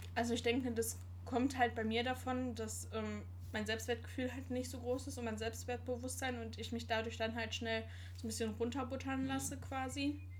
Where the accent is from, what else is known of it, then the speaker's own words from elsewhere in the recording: Sauerland, North Rhine-Westphalia, Germany; moved away; Also, ich komme gebürtig aus dem Sauerland. Das ist in Nordrhein-Westfalen.